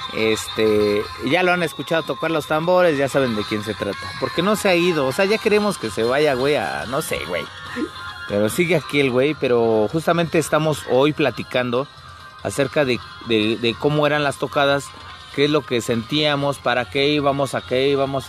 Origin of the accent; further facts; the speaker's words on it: Mexico City, Mexico; yo soy de la zona norte de la Ciudad de México, abajo del Chiquihuite, exactamente, en las entradas del mero Cuautepec Barrio Bajo, que estoy orgulloso de ser de este barrio